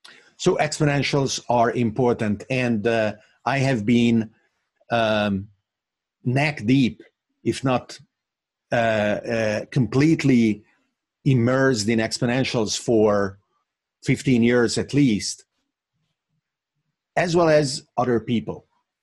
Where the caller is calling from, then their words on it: Bergamo, Lombardy, Italy; And I am actually talking from Bergamo, Italy, which in a completely unexpected manner, to me at least, became the epicenter of this pandemic.